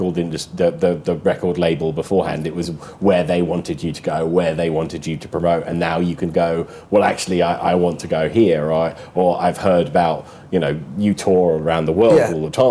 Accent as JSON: {"language": "English", "region": "London", "country": "United Kingdom", "said": "you and I are both Londoners"}